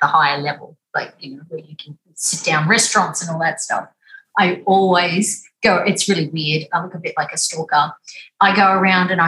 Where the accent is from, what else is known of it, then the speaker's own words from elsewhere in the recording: Weipa, Queensland, Australia; I was born and raised up in Weipa, which is above Cairns